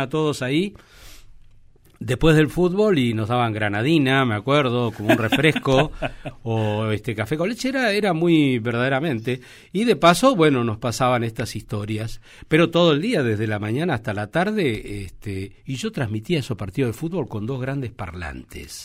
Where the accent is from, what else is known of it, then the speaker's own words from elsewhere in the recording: Argentina; nuestro país